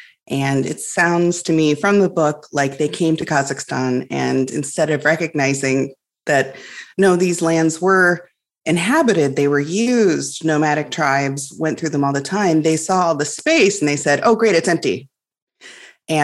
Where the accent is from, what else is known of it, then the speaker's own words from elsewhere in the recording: Illinois, United States; I grew up in Illinois, which is on the prairie.